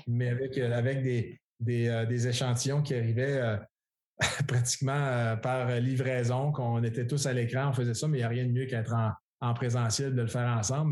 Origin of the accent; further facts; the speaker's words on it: Quebec, Canada; c'est le fun d'être de retour euh, chez nous au Québec.